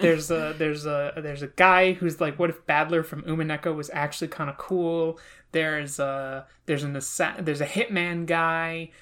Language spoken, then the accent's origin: English; New Jersey, United States; I'm from New Jersey